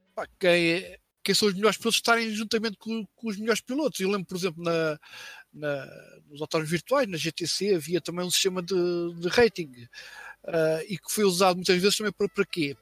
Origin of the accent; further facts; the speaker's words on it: Mafra, Lisbon, Portugal; também sou de Mafra, né? Nascido, nascido vivido e por aí fora, continuo, continuo por cá